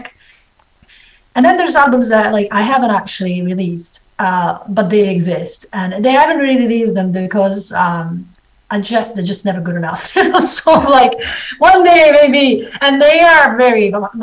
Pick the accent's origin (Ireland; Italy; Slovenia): Italy; moved away; also born or lived in Scotland / New Zealand; when I was in Italy when I was a kid